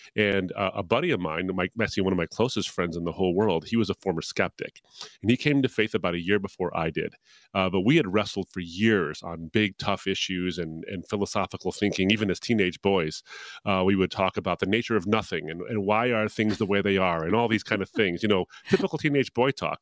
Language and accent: English; Detroit, Michigan, United States; my hometown of Detroit